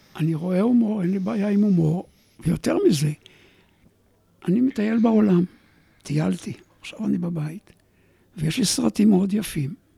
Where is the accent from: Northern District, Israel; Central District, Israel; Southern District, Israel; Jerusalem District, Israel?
Northern District, Israel; Alumot; moved away; אני במקור קיבוצניק